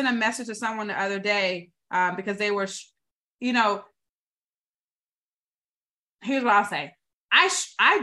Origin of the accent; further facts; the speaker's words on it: the South, United States; I was born in the South